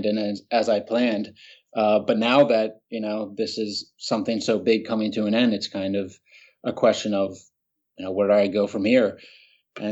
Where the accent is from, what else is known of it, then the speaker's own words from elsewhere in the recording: Haddonfield, New Jersey, United States; moved away as an adult; walk over the Ben Franklin Bridge and down the main street, Hadnaf, of my hometown